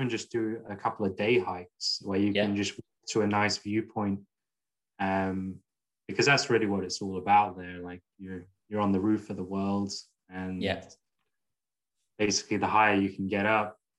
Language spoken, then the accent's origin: English; England, United Kingdom; now in Scotland, United Kingdom; I grew up in England